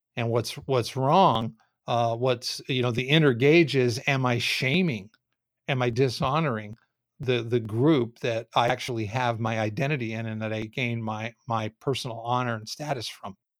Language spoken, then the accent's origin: English; Southern California, United States; I grew up in Southern Cal, basically from the time I was four years old